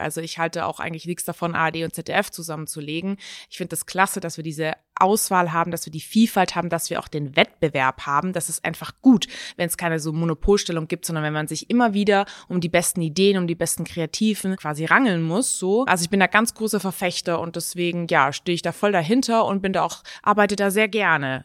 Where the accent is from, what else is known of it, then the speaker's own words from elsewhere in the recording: Stuttgart, Baden-Württemberg, Germany; moved away as an adult; also born or lived in Hamburg; now in Mainz, Germany; ich komme aus Stuttgart